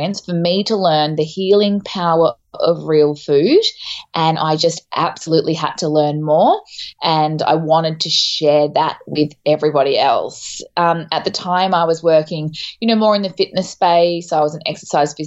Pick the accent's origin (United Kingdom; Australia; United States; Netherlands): Australia; Townsville, Queensland; moved away as an adult; also born or lived in Melbourne; I'm from Townsville in North Queensland. So I actually spent a lot of time up your way, but I moved to Melbourne when I was 21.